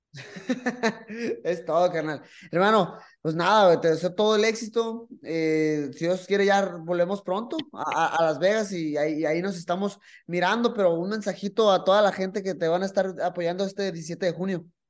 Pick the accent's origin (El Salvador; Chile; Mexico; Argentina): Mexico